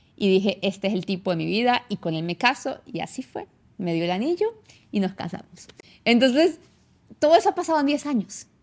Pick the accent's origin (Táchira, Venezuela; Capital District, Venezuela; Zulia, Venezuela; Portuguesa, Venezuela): Táchira, Venezuela; San Cristóbal; accent: gocha; moved away as an adult; now in Canada; Yo nací en Venezuela, vi toda mi vida en Venezuela hasta hace 10 años que me vine a Canadá. Eh, yo nací en San Cristóbal, yo soy gocha